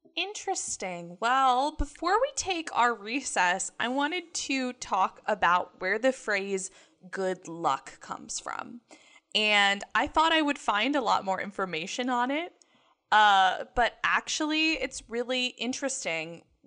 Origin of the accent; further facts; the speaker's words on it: the South, United States; I grew up in the South